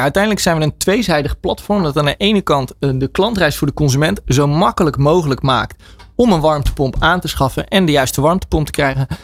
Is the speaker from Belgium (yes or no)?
no; Netherlands; wij vooral als Nederlanders